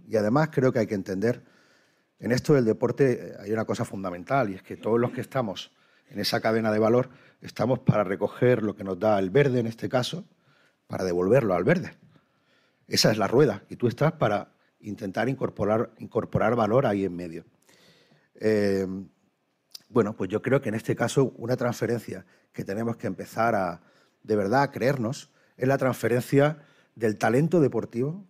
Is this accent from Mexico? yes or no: no; Málaga, Andalusia, Spain; como malagueño, como andaluz, como español